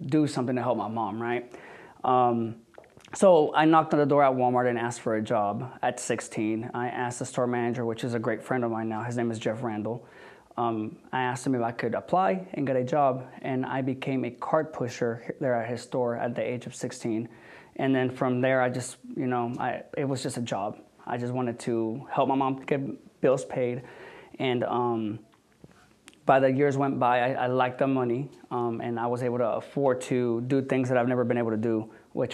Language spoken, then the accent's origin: English; Mexico; also born or lived in Chicago, Illinois, United States; now in Houston, United States; Born in Chicago, Illinois, and I was raised in Mexico, and I've been in Houston for the past 14 years.